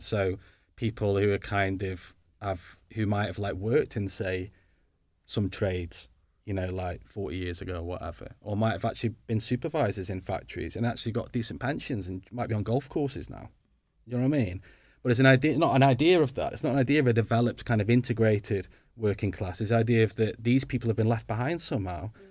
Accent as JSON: {"language": "English", "town": "Stoke-on-Trent", "region": "West Midlands", "country": "United Kingdom", "moved": "yes", "said": "I'm from Stoke originally"}